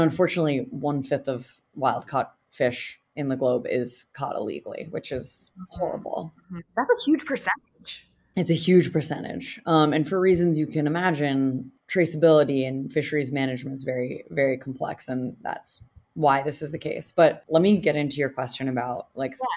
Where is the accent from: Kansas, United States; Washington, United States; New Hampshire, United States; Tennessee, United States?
New Hampshire, United States; I'm from New Hampshire.